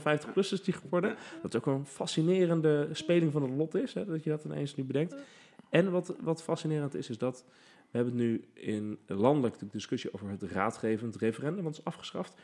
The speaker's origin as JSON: {"language": "Dutch", "town": "The Hague", "region": "South Holland", "country": "Netherlands", "said": "ik kom dus uit Den Haag"}